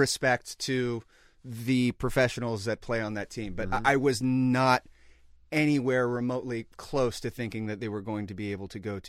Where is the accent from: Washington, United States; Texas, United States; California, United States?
California, United States; Sacramento; moved away as an adult; also born or lived in Los Angeles; I grew up in Sacramento, California.